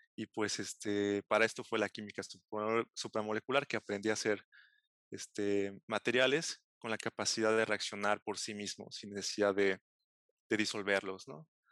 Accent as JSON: {"language": "Spanish", "town": "Xalapa", "region": "Veracruz", "country": "Mexico", "tie": "born or raised there", "also_born_or_lived": "Galway, Ireland", "moved": "as an adult", "said": "yo soy oriundo de Jalapa, Veracruz. Este, ahí nací, ahí crecí"}